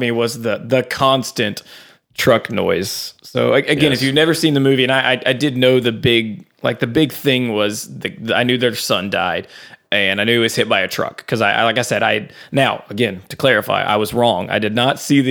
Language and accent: English; Ragley, Louisiana, United States; I'm from Ragley, speeding trap